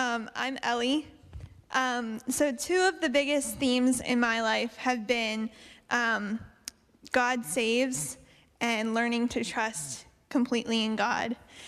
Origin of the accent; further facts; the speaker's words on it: Okinawa, Japan; born there; So I was born in Okinawa, Japan, while my dad was stationed over there with the Marine Corps.